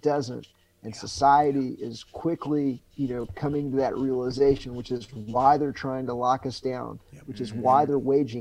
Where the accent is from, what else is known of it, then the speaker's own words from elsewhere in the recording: United States; I'm not an American. I'm just a human being that was born in this country